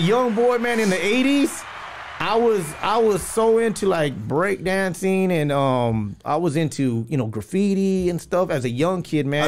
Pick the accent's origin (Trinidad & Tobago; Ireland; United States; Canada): United States; La Puente, California; also born or lived in West Covina, California; I'm from Puente